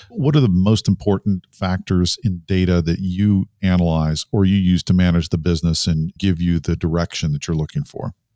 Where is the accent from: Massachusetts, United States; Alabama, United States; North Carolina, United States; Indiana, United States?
North Carolina, United States; Research Triangle; I grew up in the Research Triangle area